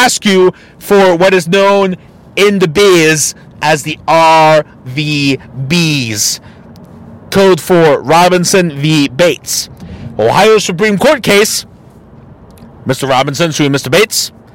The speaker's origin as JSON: {"language": "English", "town": "Tijuana", "region": "Baja California", "country": "Mexico", "said": "my home state of TJBC."}